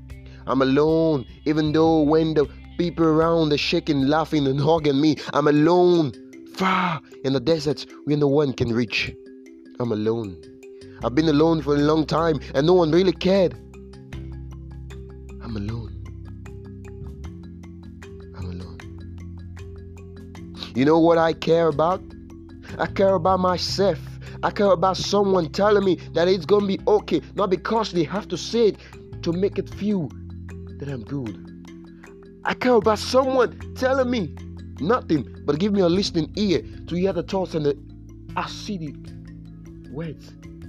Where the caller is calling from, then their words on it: Benin City, Edo, Nigeria; I'm reaching you from Nigeria, Benin City.